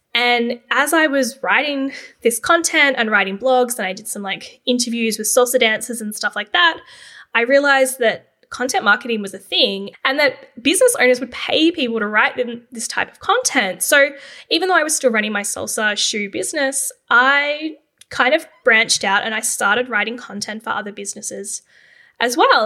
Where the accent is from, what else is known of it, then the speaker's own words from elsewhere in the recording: Canberra, Australian Capital Territory, Australia; Growing up in Canberra, I pretty much always thought that I would go into the public service.